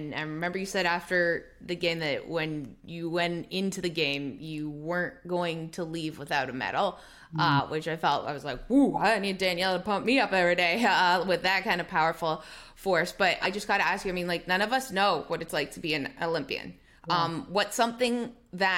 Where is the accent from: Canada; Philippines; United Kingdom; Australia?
Canada; I'm also a Canadian